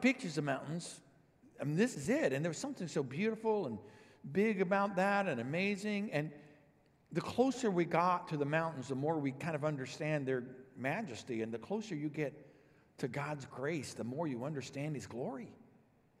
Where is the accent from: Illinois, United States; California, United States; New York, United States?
Illinois, United States; also born or lived in Dallas-Fort Worth, Texas; Vicki and I grew up here in Illinois